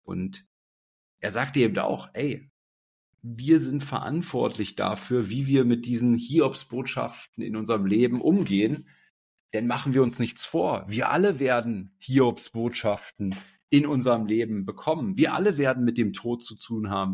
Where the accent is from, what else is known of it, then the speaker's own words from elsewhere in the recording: Berlin, Germany; ich bin erstmal aufgewachsen hier in Berlin, ähm, in Berlin-Schmargendorf.